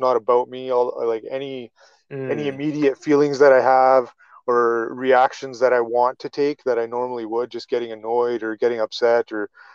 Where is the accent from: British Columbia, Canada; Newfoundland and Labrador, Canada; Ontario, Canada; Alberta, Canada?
Alberta, Canada; Calgary; I'm from Calgary, Alberta, in Canada.